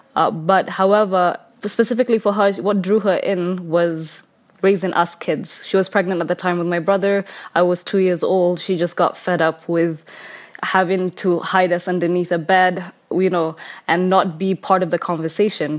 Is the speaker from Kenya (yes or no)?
yes; Kenya; I am from Kenya.